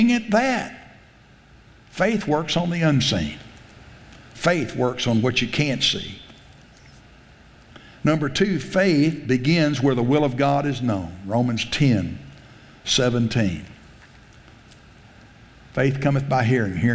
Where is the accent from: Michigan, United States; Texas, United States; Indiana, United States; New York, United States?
Texas, United States; South; I grew up in South Texas